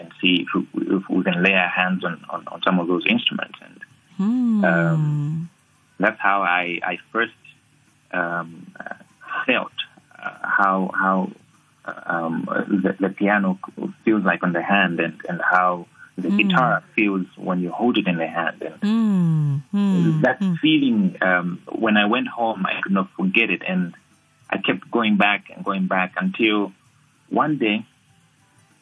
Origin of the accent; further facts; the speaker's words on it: Malawi; As a kid growing up in Africa, specifically Malawi